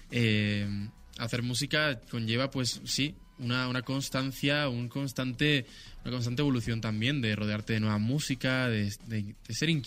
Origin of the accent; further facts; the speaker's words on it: Ibiza, Balearic Islands, Spain; born there; Yo nací en Ibiza y con cuatro años mis padres